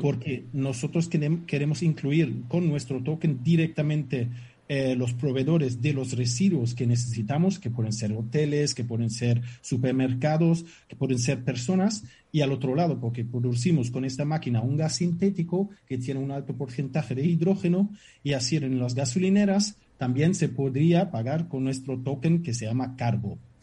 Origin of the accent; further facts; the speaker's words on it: Germany; Spanish is a second language; moved away as an adult; now in Fuerteventura, Spain; Soy alemán